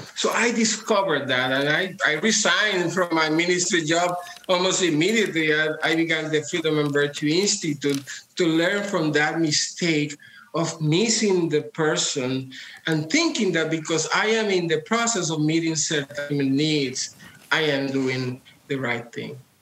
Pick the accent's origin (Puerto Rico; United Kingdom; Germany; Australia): Puerto Rico; Well, I come from Puerto Rico. I was born into a communist household. My father was founding member of the Communist Party of Puerto Rico